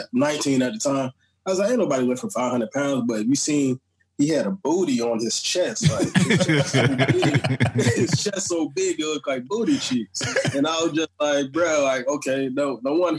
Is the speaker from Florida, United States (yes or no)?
yes; Miami, Florida, United States; also born or lived in St. Croix, U.S. Virgin Islands; I was raised in Florida, man. I started off in Miami